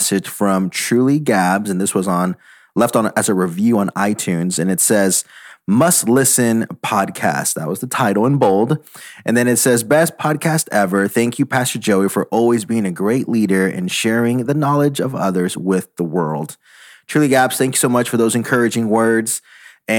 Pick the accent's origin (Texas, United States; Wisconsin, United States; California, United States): Texas, United States; moved away; I'm originally from Texas, or how I like to say the great country of Texas.